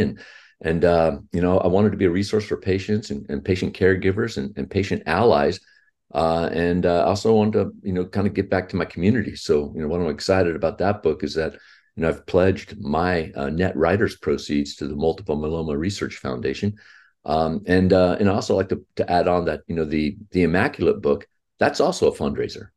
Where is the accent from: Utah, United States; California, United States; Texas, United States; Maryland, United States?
Texas, United States; Houston; I was born in Houston, Texas, and, and I'm, uh, fifty-nine years old.